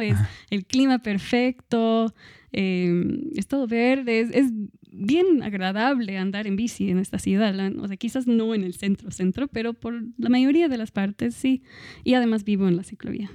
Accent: Australia; now in Cochabamba, Bolivia; soy de Australia

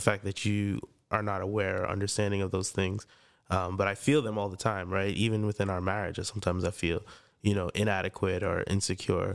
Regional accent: Freeport, New York, United States; I grew up in Freeport, Long Island.

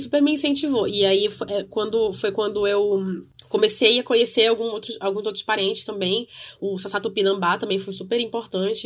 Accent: North Region, Brazil; eu digo isso enquanto uma pessoa do norte do Brasil, que a gente, enquanto nortista

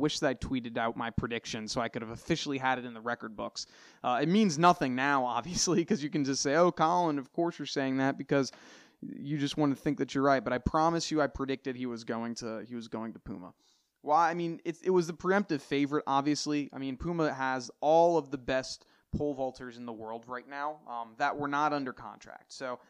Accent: United States; I can't speak on everything that's going on throughout the entire world because I'm from the United States.

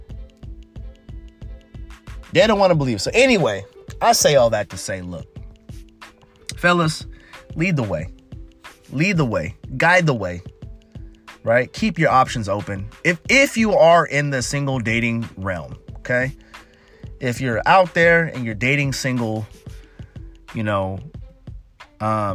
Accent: United States; I'm a American man

